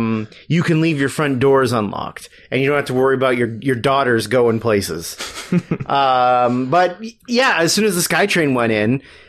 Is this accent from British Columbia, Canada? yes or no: yes; Coquitlam, British Columbia, Canada; I grew up in Coquitlam, which is across the river from it